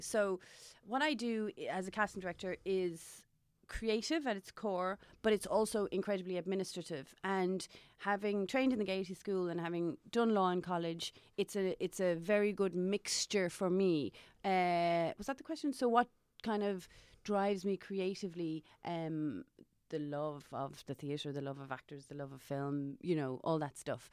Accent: Johannesburg, Gauteng, South Africa; also born or lived in Maynooth, Kildare, Ireland / Cork, Ireland; now in Dublin, Ireland; growing up in South Africa

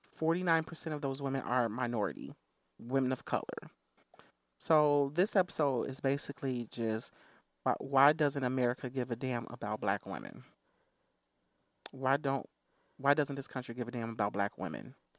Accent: Chicago Heights, Illinois, United States; I was born in Chicago Heights.

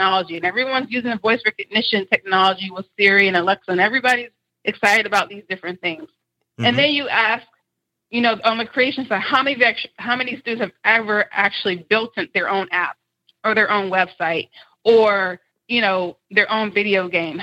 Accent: Decatur, Georgia, United States; I grew up in DeKalb County schools in mm-hmm. Decatur, Georgia

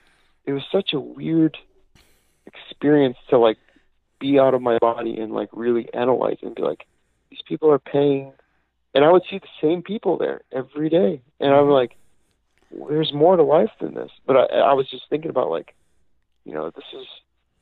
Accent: Chicago, Illinois, United States; now in Grand Rapids, United States; I'm from Chicago

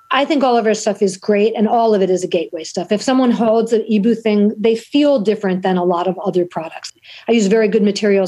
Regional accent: New York City, New York, United States; growing up in New York City, it was so dangerous

